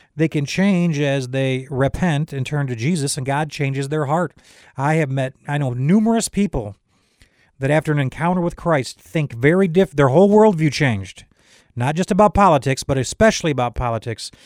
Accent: United States; I am an American, but I am first a citizen of heaven.

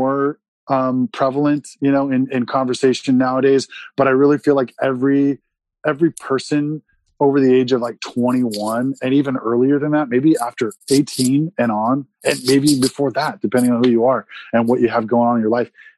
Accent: San Diego, California, United States; also born or lived in Oklahoma; I'm from San Diego

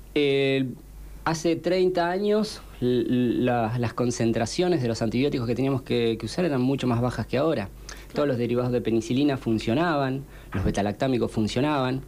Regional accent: Pilar, Buenos Aires Province, Argentina; also born or lived in Quilmes; Yo soy de Pilar.

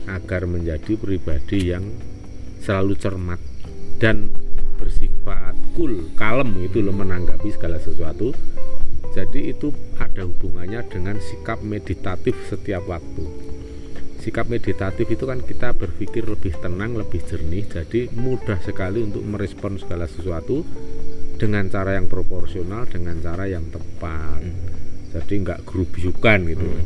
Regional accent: Java, Indonesia; kita sendiri itu sebagai orang Jawa yang nguri-uri kearifan lokal atau lokal wisdom

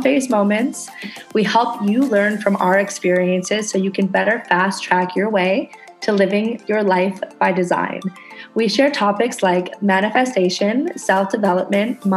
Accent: Canada; now in Indonesia; I'm a Canadian girl living on a tiny ass tropical island in Indonesia

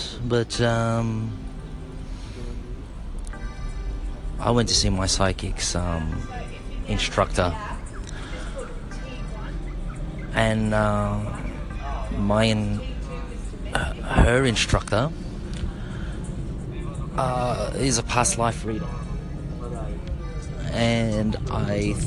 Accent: Australia; As a Filipino Australian

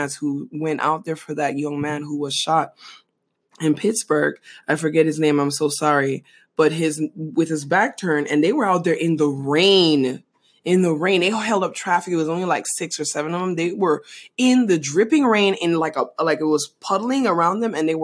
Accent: Panama; now in United States; Growing up in Panama

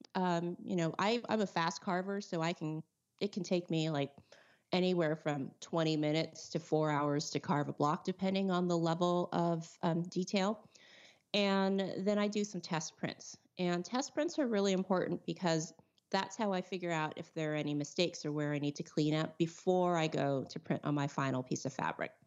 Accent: California, United States; I'm from California

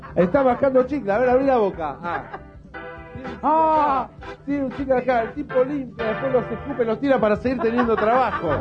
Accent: Argentina; soy argentino

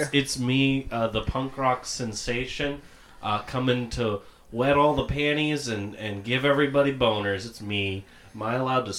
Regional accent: San Antonio, Texas, United States; moved away; also born or lived in Florida; I'm originally from San Antonio, Texas.

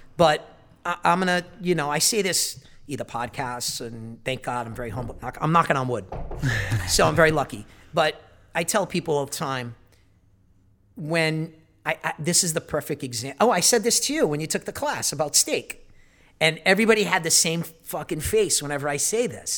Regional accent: Providence, Rhode Island, United States; Growing up in Providence

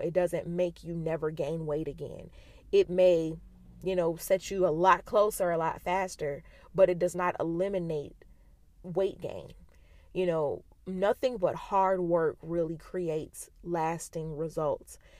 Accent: United States; being an American

